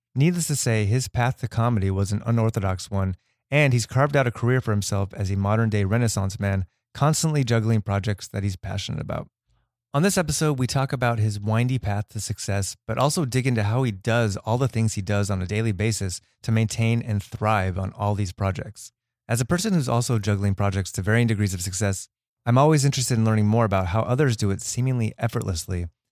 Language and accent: English; Los Angeles, California, United States; we're both from the Valley